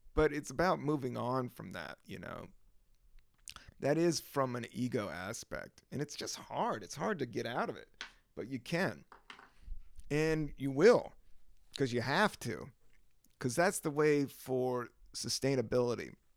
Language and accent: English; the South, United States; I am from the South